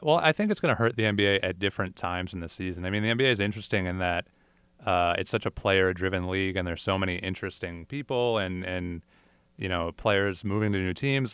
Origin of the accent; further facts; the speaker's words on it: Syracuse, New York, United States; I'm from Syracuse